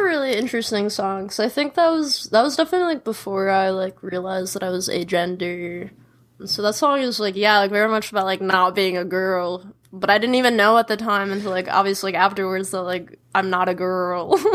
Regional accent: Chicago, Illinois, United States; I grew up in Chicago, like in a city

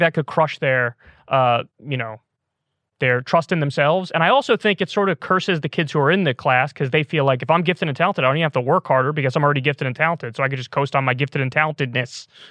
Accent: New York, United States; moved away; I was from in New York, we called it AP classes

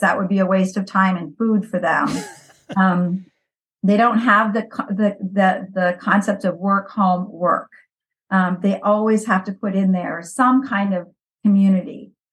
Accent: Valparaiso, Indiana, United States; moved away as an adult; now in Greece; I grew up in Valparaiso

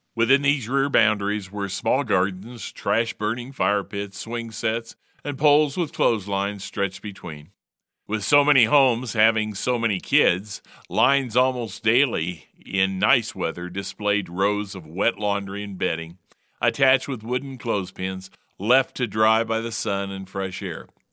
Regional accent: Indianapolis, Indiana, United States; moved away as an adult; also born or lived in California; now in Utah, United States; living in Utah but from the Hoosier State. Growing up in Indianapolis, the crossroads of America during the 1950s and 1960s

